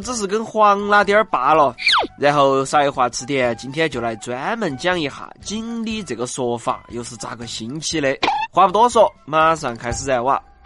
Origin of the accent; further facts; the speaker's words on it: Chengdu, Sichuan, China; accent: Chengdu dialect; 我是成都土著少年